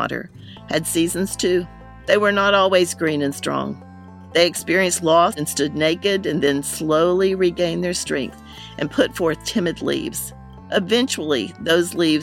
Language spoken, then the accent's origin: English; North Carolina, United States; Growing up in North Carolina